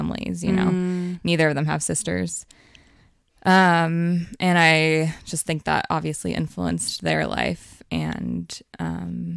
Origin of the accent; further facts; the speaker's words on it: Beaverton, Oregon, United States; I grew up in Oregon in Beaverton, and I'm the youngest of three.